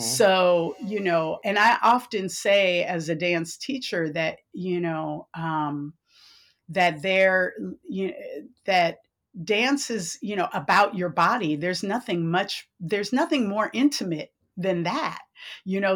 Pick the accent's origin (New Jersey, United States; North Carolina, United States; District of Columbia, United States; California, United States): California, United States; San Francisco; I was born and raised in San Francisco